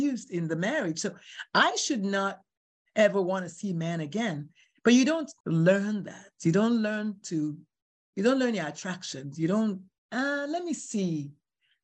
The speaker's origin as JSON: {"language": "English", "country": "Nigeria", "tie": "born or raised there", "moved": "yes", "said": "I'm Nigerian"}